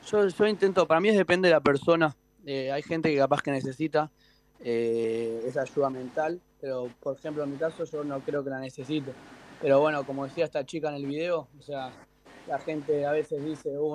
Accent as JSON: {"language": "Spanish", "town": "Vicente López", "region": "Buenos Aires Province", "country": "Argentina", "said": "Sí, sí, vivo acá en zona norte, en Vicente López."}